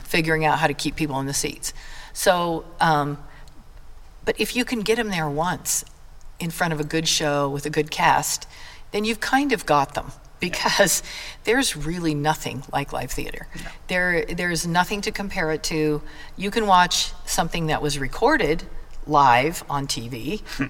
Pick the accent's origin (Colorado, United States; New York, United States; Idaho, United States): Idaho, United States; Blackfoot; I'm from Blackfoot, um, we are known literally nationwide for the almighty thing that we grow here, and that's the potato.